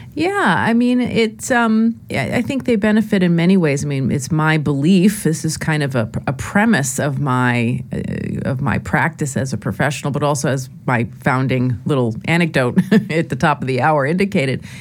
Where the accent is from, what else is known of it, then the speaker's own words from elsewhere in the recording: Lower Westchester County, New York, United States; I grew up in Lower Westchester County, uh, New York